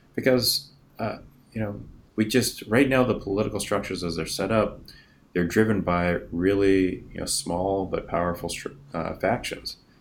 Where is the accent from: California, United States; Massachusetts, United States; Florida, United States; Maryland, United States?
California, United States; Northern; moved away as an adult; also born or lived in Boston; I was born and raised in California.